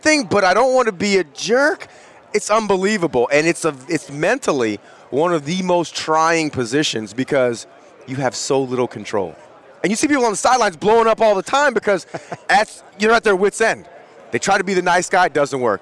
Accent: Berkeley, California, United States; I'm from Berkeley, California, very down-to-earth type of place

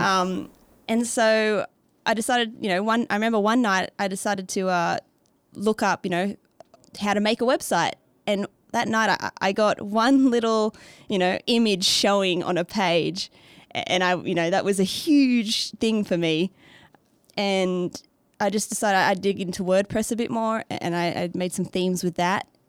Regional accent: Australia; accent: Australian; moved away as an adult; also born or lived in Beijing, China / Canada / Sweden; now in Nashville, United States; I, um, from Australia, not America, as the accent can tell.

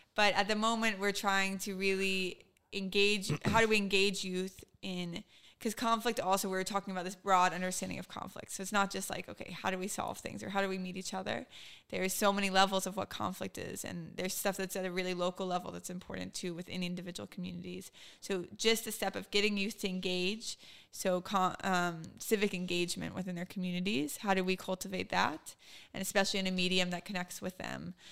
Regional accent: Richmond, Virginia, United States; moved away as an adult; now in Israel; growing up in Richmond

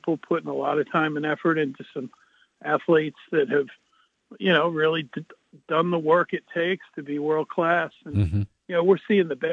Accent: North Shore, Long Island, New York, United States; I'm from the North Shore

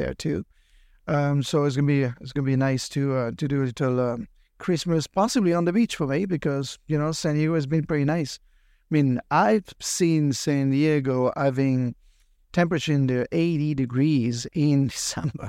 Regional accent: France; now in California, United States; I'm from California and originally, of course, from France

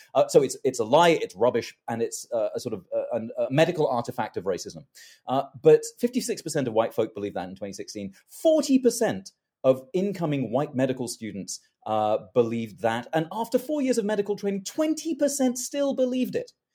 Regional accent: London, United Kingdom; moved away; I was born in London.

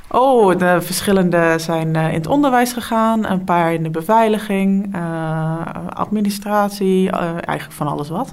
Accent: Dalfsen, Overijssel, Netherlands; also born or lived in Enschede; now in Deventer, Netherlands; ik kom uit Dalfsen. En daar heb ik 17 eh, jaar gewoond totdat ik ging studeren

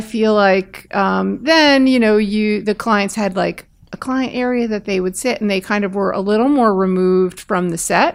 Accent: Bergen County, outside New York, New Jersey, United States; I grew up outside of New York in Bergen County

